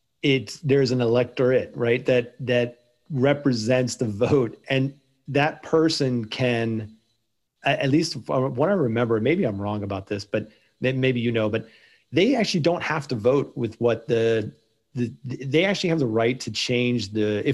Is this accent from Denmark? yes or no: no; Maryland, United States; moved away; You and I grew up in Maryland.